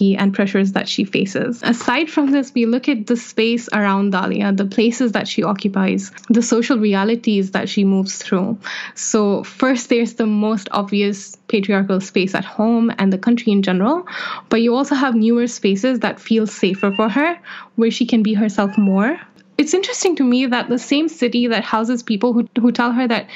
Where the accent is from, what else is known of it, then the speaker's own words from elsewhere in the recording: Saudi Arabia; moved away; I grew up in Saudi Arabia, a country that has deeply troubled me and my sense of self